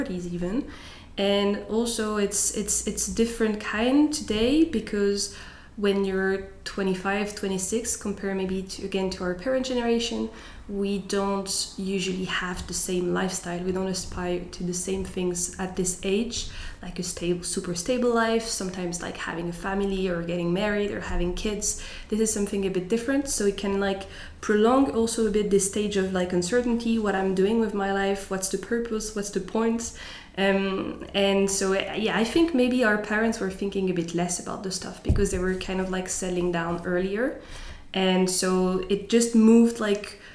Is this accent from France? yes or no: yes; Strasbourg, Grand Est, France; moved away as an adult; now in Zurich, Switzerland; I was born in France, in Strasbourg. And I moved to Zurich in September 2022 for work.